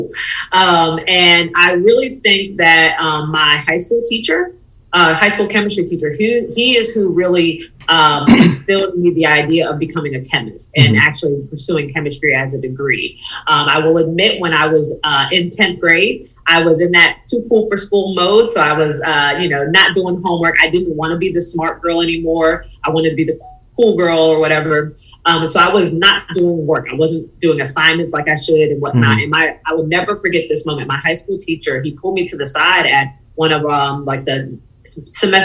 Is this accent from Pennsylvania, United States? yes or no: yes; Pittsburgh, Pennsylvania, United States; moved away as an adult; also born or lived in Tennessee / Chicago, Illinois; I'm originally from Pittsburgh, Pennsylvania